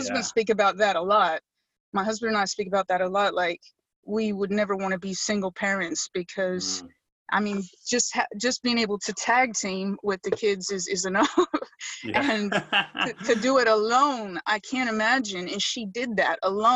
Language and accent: English; United States; now in United Kingdom; in America, I'm an American